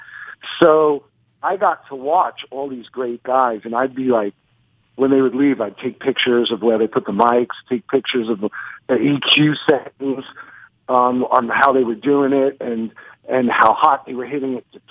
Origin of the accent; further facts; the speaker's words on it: New York, United States; accent: New York; I'm from New York. It comes with the accent.